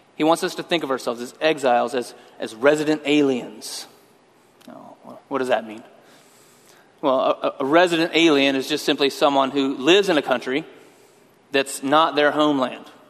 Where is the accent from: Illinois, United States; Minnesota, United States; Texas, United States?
Texas, United States; West; also born or lived in Austin, Texas; I was born in West Texas. Spent most of my life in Texas